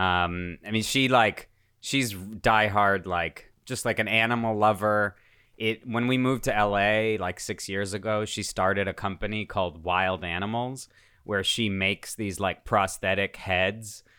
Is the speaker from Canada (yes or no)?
no; United States; also born or lived in Russia; I moved here from Russia when I was seven years old